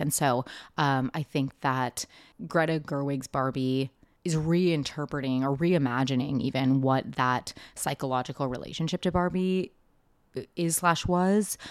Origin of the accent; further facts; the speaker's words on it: Seattle, Washington, United States; I grew up in Seattle in late nineties, early two thousands.